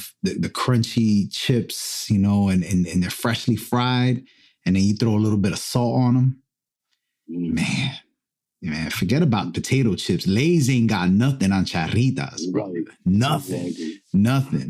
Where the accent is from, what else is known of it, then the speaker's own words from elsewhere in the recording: Perth Amboy, New Jersey, United States; also born or lived in Rahway, New Jersey; we grew up in Perth Amboy, and later in my life, we moved to Rahway, New Jersey